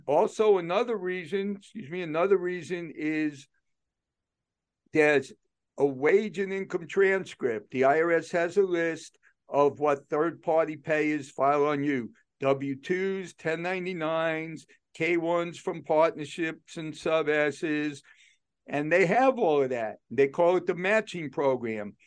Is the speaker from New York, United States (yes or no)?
yes; New York City, New York, United States; moved away; I grew up in New York City, so I learned to be aggressive with people